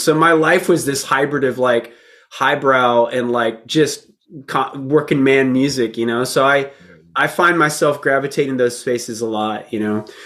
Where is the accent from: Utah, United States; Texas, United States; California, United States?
Texas, United States; also born or lived in Florida; when we moved to Texas.